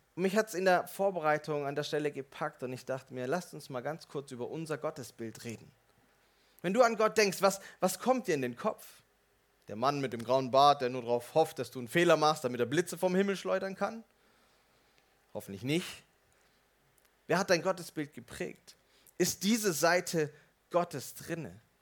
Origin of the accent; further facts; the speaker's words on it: Swabia, Germany; Als Schwabe würde ich fragen